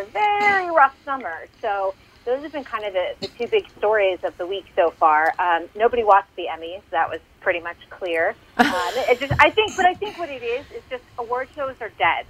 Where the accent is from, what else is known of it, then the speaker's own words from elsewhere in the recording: Massachusetts, United States; I'm from Massachusetts